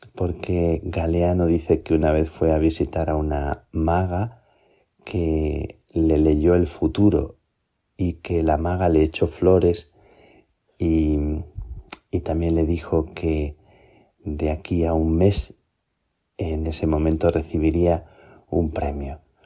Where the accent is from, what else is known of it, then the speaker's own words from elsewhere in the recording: Plasencia, Extremadura, Spain; moved away; estoy en Plasencia, estoy en mi tierra, de nuevo, antes de salir para Chile.